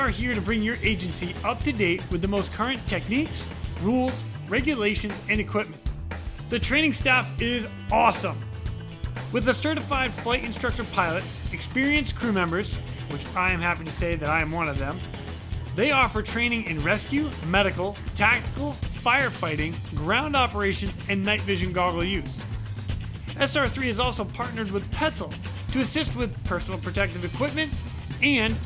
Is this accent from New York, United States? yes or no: no; Ashburnham, Massachusetts, United States; my hometown in Ashburnham, Massachusetts